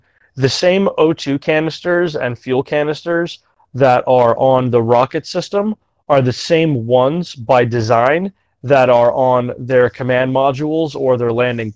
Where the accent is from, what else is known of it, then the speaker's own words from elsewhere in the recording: United States; we're American